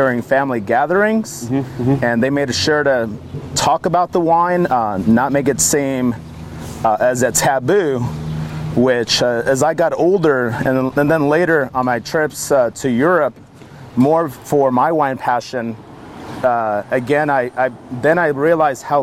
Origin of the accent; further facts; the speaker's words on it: St. Helena, California, United States; moved away; I was born and raised in St. Helena, California, a very small town right in the smack middle of Napa County